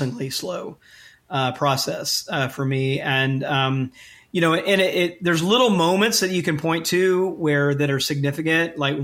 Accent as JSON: {"language": "English", "town": "Jackson", "region": "Mississippi", "country": "United States", "tie": "born or raised there", "said": "I grew up in Jackson, Mississippi. So in the deep South"}